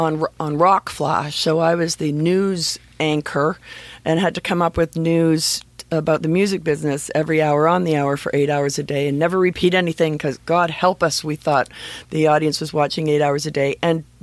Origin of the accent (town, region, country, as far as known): Scarborough, Ontario, Canada; born or raised there